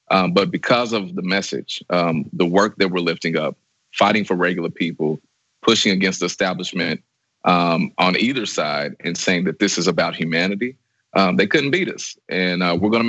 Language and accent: English; Kentucky, United States; I'm from the Hood, uh, one of the poorest zip codes in Kentucky.